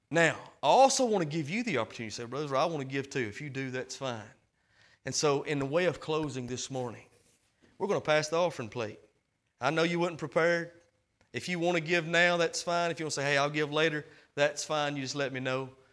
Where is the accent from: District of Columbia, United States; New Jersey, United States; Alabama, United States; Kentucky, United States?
Alabama, United States; Hamilton; I'm from Hamilton, Alabama. I live in Boar Tree Bottom.